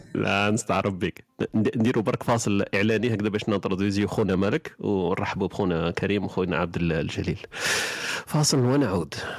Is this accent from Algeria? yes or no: yes; southern Algeria, Algeria; moved away; انا ولد الصحراء